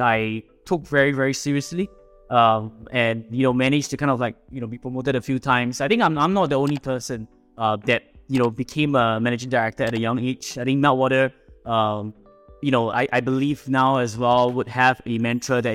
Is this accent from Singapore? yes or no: yes; Singapore; I am a Singaporean, born and bred here